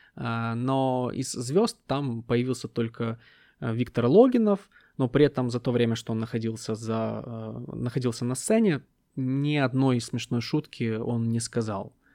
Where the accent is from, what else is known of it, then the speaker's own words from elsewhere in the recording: Ukraine; я украинец, который родился в 90-е